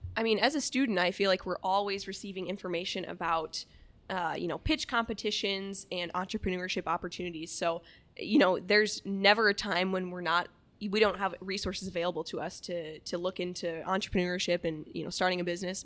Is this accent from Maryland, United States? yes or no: no; Lake Mills, Iowa, United States; I'm originally from Lake Mills, Iowa, really, really small town up in the, uh, north central part of the state